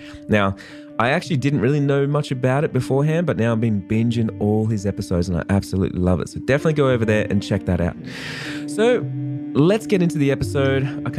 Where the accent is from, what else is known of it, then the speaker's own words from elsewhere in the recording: Australia; I'm actually an Australian wedding photographer.